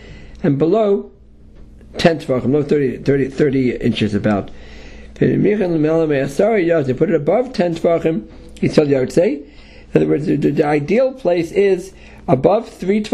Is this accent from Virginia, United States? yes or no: no; New York City, New York, United States; I grew up in Manhattan in the Lower East Side